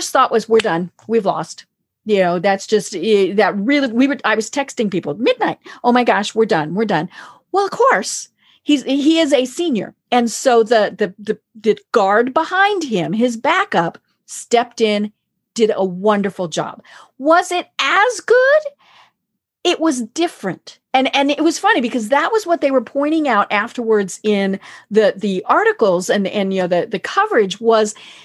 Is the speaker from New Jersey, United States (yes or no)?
no; Denver, Colorado, United States; now in East Coast, United States; I'm from Denver